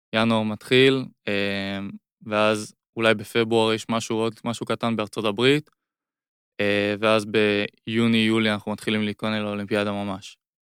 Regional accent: Israel; זה היה רק ישראלים צברים בעיקר

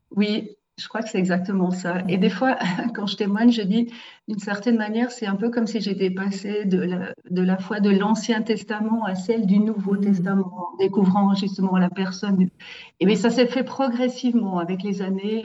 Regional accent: Saillon, Valais, Switzerland; je suis valaisanne euh, de Saillon, du beau village de Saillon

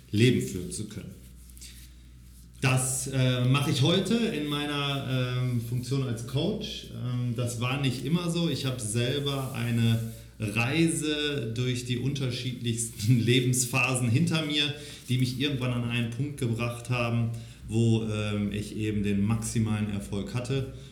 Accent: Xanten, North Rhine-Westphalia, Germany; ich bin aufgewachsen in ganz klassischen, einfachen Verhältnissen am Niederrhein. Ähm, vielleicht hier in der Gegend kennt man den archäologischen Park Xanten, mhm. äh, sagt dem einen oder anderen vielleicht ja was. Da bin ich aufgewachsen

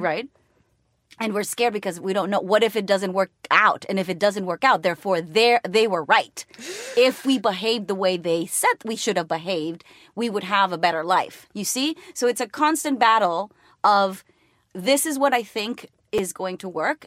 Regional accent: Mexico; first language Spanish; English is a second language; moved away as an adult; now in United States

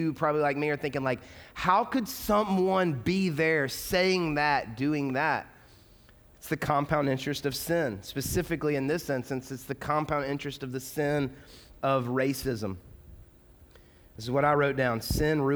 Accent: the South, United States; moved away as an adult; now in Louisville, United States; I grew up in the South. I grew up in the like heavy Bible Belt.

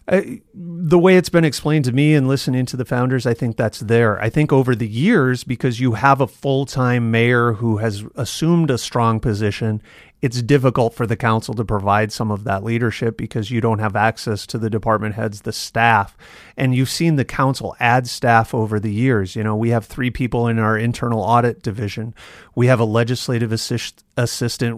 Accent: Yankton, South Dakota, United States; also born or lived in Canton, South Dakota; now in Sioux Falls, United States; I grew up, I was born in Yankton, and we spent, uh, six or seven years in Canton between fourth grade in my sophomore year in high school

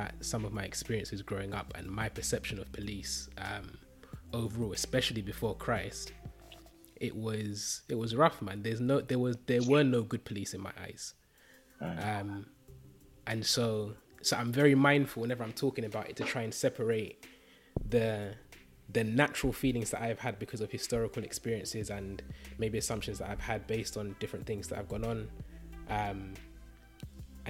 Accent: London, United Kingdom; growing up in East London

